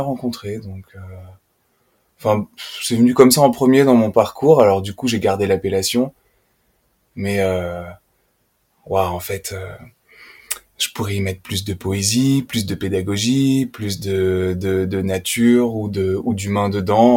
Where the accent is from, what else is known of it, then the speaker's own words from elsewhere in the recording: Puy-de-Dôme, Auvergne-Rhône-Alpes, France; moved away as an adult; now in Haute-Loire, France; j'ai grandi dans le département voisin, le Puy-de-Dôme